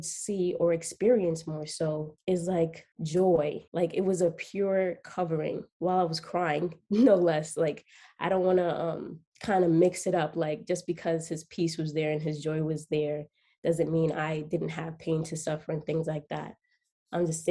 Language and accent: English; New York City, New York, United States; I am from Queens, New York